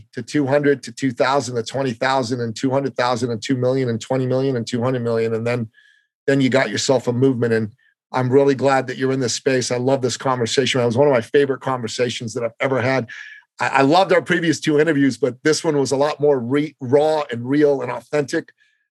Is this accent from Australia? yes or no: no; Canada; now in United States; You know, I'm a Canadian. When 9/11 happened, I tried to volunteer for the U.S. military. They wouldn't let me, mainly because I wasn't an American at the time.